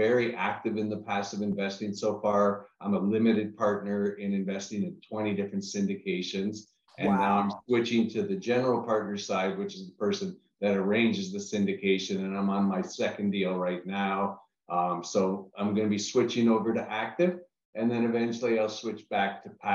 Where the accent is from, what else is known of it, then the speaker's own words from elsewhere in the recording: Canada; moved away as an adult; also born or lived in New York City / Los Angeles / Orlando; I'm originally from Canada